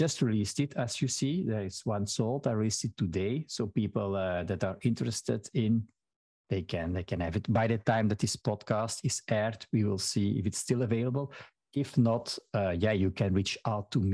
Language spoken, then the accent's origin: English; Belgium; first language Dutch (Flemish); English is a second language; I am from Belgium, but in Belgium, we speak different languages. So my native language is Dutch or Flemish